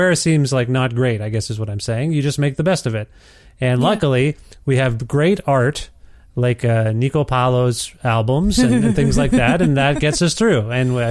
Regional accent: Guelph, Ontario, Canada; now in Alberta, Canada; I'm from Ontario

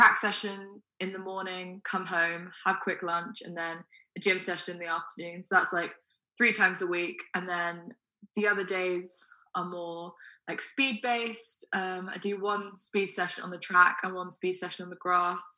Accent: Windsor, South East England, United Kingdom; also born or lived in Milton Keynes; We moved towards Windsor, that kind of area in England. So that's where I started my athletics career. I joined a local club called Slough Juniors when I was five.

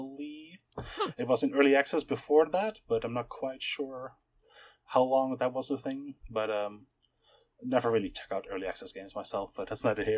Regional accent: Amsterdam, North Holland, Netherlands; I am from Amsterdam, and I am a political scientist

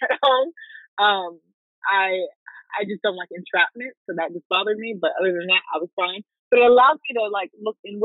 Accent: Raleigh, North Carolina, United States; I'm from Raleigh

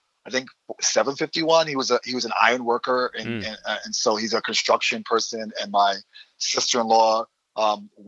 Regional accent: New York City, New York, United States; moved away; also born or lived in Syracuse, New York; I grew up in the Bronx, I was born in 86 and I grew up in the, you know, late 80s, 90s

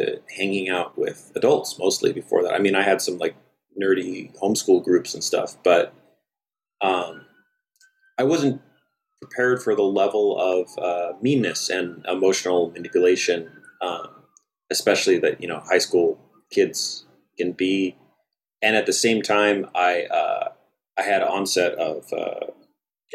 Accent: Bay Area, California, United States; I also grew up in a relatively small town. So I'm from the Bay Area.

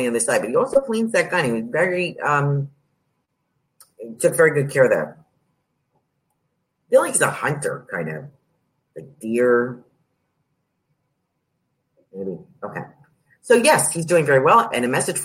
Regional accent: New York, United States; I'm from New York

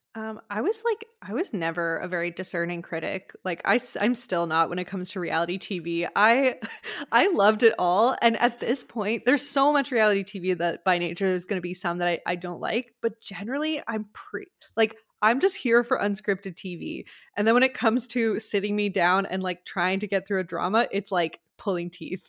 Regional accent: Quebec, Canada; I'm from Quebec.

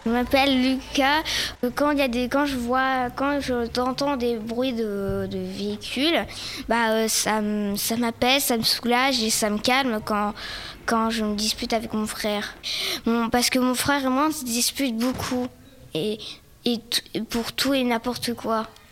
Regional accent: France; Moi, j'ai grandi en France. Mon père en Brésil, mon mère en Brésil

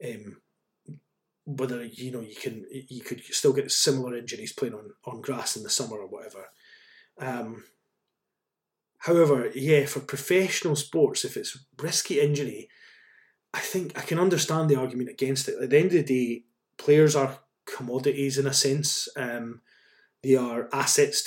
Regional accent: Scotland, United Kingdom; I'm Scottish

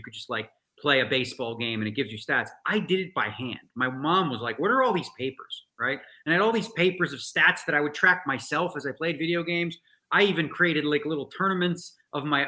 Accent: Toronto, Ontario, Canada; being a kid growing up in Toronto, hockey's a big part of the culture

